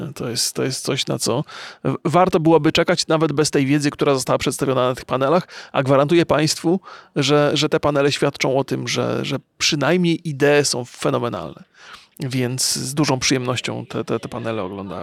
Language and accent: Polish; Poland; ja też jestem przecież mm, z Polski